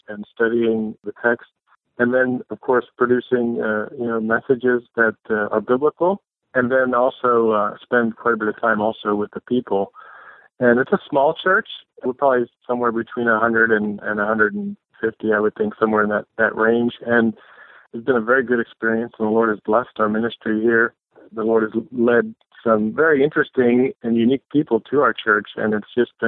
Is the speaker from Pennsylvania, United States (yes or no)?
yes; Lancaster County, Pennsylvania, United States; moved away as an adult; also born or lived in California; now in North Olmsted, United States; I was raised in Lancaster County, Pennsylvania, in a Christian home by godly Christian parents